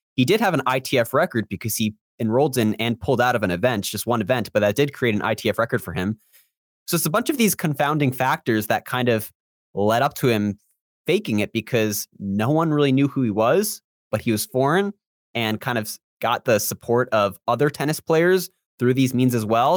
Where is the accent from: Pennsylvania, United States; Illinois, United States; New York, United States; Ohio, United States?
New York, United States; Long Island; also born or lived in Central Florida; now in Florida, United States; I'm from Long Island